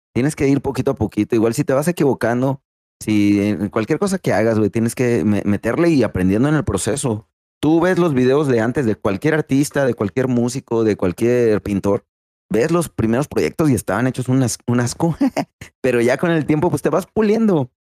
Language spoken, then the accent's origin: Spanish; Rioverde, San Luis Potosí, Mexico; now in Ciudad Fernández, Mexico; soy originario de Río Verde, San Luis Potosí